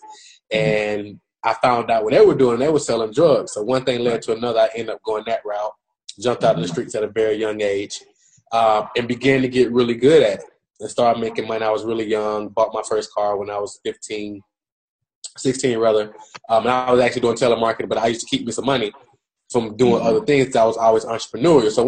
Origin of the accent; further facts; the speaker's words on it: Atlanta, Georgia, United States; I'm from Atlanta, Georgia. My mom raised me and my two sisters by herself. I grew up in a drug infested environment